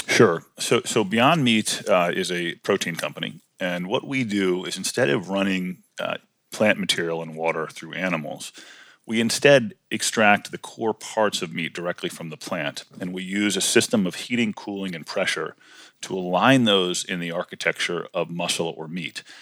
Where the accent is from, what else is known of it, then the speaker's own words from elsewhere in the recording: Washington, District of Columbia, United States; also born or lived in College Park, Maryland / western Maryland; we grew up in Washington D.C. Uh, and then later in College Park, Maryland